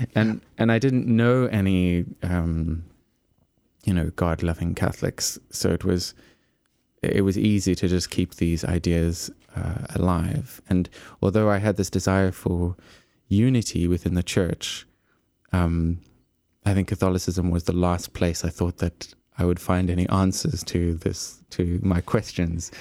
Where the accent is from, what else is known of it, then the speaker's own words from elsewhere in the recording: Eastern Cape, South Africa; moved away as an adult; I was growing up sort of in the Eastern Cape, um, which is about a day's drive from Cape Town, and so I left my hometown